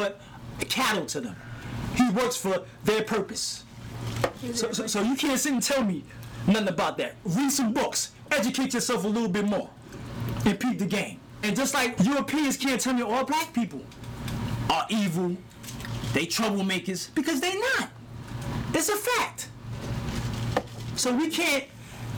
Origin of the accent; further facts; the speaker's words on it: New York City, New York, United States; I'm from Brownsville, Brooklyn